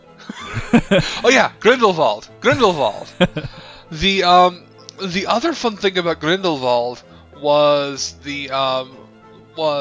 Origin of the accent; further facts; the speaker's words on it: United States; I'm American